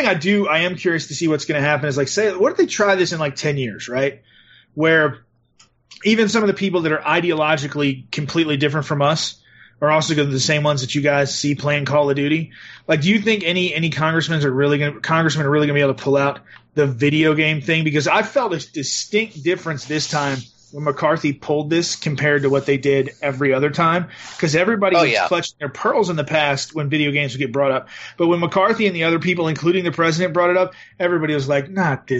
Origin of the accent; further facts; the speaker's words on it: the South, United States; I was raised in the South.